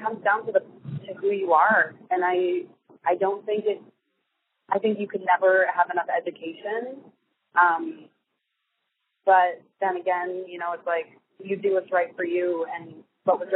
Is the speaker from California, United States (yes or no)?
no; Bay Village, Ohio, United States; moved away as an adult; also born or lived in Los Angeles; I was born and raised in a little city called Bay Village right outside of Cleveland, Ohio